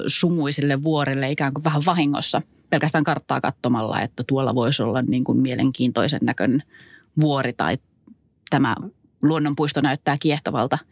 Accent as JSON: {"language": "Finnish", "town": "Kittilä", "region": "Lapland", "country": "Finland"}